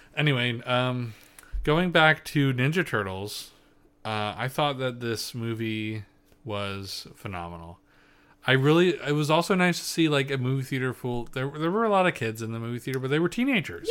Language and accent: English; Pennsylvania, United States; accent: Pennsylvania Dutch; I'm full P